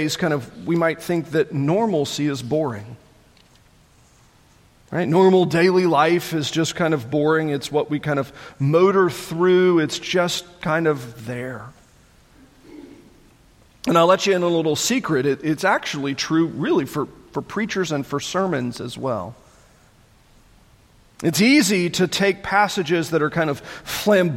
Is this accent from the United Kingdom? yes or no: no; Matthews, North Carolina, United States; growing up outside the Charlotte area